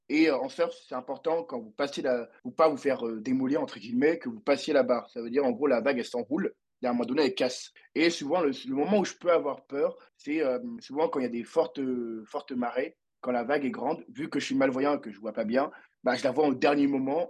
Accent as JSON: {"language": "French", "region": "Abidjan", "country": "Côte d’Ivoire", "also_born_or_lived": "Paris", "said": "je viens de Côte d'Ivoire à Abidjan"}